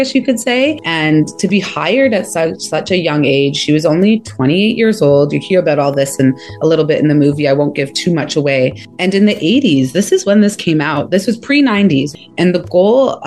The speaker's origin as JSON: {"language": "English", "country": "Jamaica", "lives_now": "Canada", "said": "I'm Jamaican"}